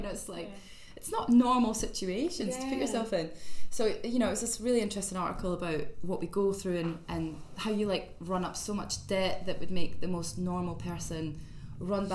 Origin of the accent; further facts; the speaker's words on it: East Coast of Scotland, United Kingdom; also born or lived in Liverpool; now in London, United Kingdom; I'm from the East Coast